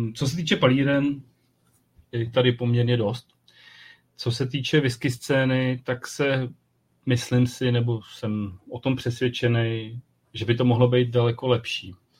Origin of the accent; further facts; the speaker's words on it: South Bohemian Region, Czechia; já jsem z Jihu Čech